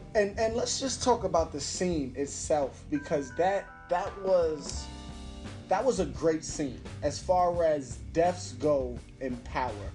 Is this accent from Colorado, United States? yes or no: no; New York City, New York, United States; I'm from Brooklyn